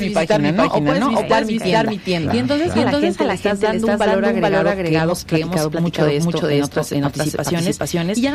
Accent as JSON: {"language": "Spanish", "town": "Chalchicomula de Sesma", "region": "Puebla", "country": "Mexico", "tie": "born or raised there", "moved": "yes", "lives_now": "Cholula, Mexico", "said": "de mi tierra, por cierto, por cierto, toda la gente que nos escuchando, escuchando de Chachicomula"}